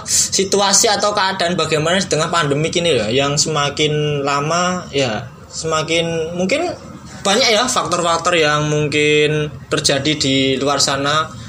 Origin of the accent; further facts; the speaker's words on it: Bekasi, West Java, Indonesia; accent: Javanese; also born or lived in Kebumen; perkenalin … uh, dari Bekasi kelahirannya Kebumen lumayan jauh uh, gimana ya teman-teman kalau denger logatku lebih ke Jawa karena aku emang lama di Jawa gitu